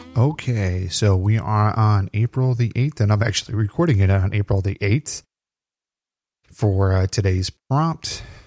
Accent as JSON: {"language": "English", "region": "Illinois", "country": "United States", "said": "I'm from Illinois"}